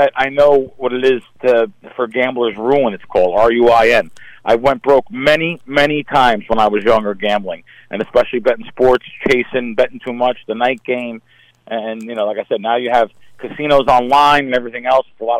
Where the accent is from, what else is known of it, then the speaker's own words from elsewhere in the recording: New Jersey, United States; I grew up in North Jersey